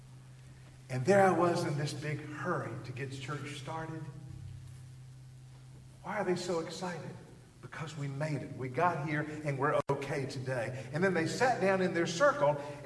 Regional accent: Georgia, United States; I'm from Georgia

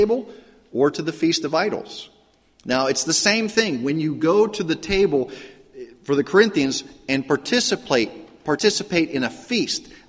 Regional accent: Pittsburgh, Pennsylvania, United States; I grew up in Pittsburgh, and it was a very ethnic area, a very very Roman Catholic area

